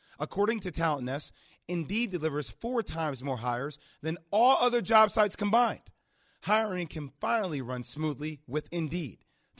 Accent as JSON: {"language": "English", "region": "New Jersey", "country": "United States", "tie": "born or raised there", "also_born_or_lived": "New York", "said": "And being born and raised in New Jersey, New York, I spent some time with him."}